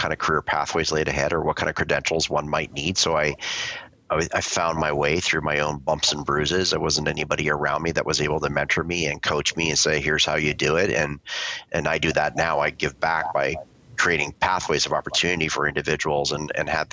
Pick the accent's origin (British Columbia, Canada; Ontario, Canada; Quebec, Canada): British Columbia, Canada; Vancouver; I grew up in Vancouver, Canada